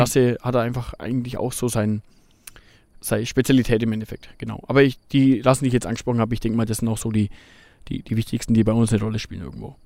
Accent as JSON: {"language": "German", "region": "Bavaria", "country": "Germany", "said": "hier bei uns in Bayern"}